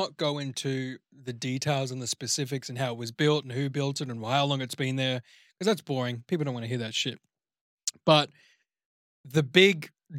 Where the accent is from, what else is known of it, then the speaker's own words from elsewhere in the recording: New Zealand; born there; My dad was Austrian and I was born in New Zealand. So a bit of a mix of everything.